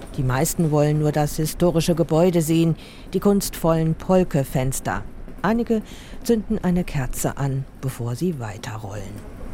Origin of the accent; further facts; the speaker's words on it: Basel, Basel-Stadt, Switzerland; an meinem Heimatort Basel